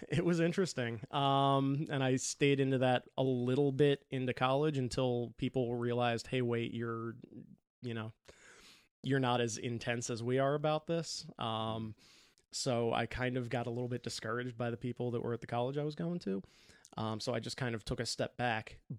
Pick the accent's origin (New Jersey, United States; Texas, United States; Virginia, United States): New Jersey, United States; I grew up over in New Jersey.